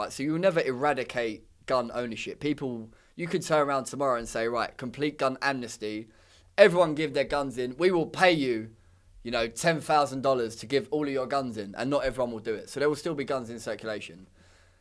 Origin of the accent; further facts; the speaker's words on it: London, United Kingdom; I'm from London